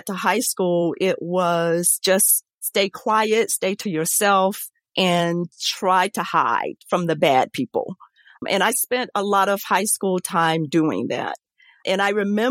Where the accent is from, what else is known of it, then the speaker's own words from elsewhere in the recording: Saluda, South Carolina, United States; now in Gainesville, United States; I grew up in Saluda, South Carolina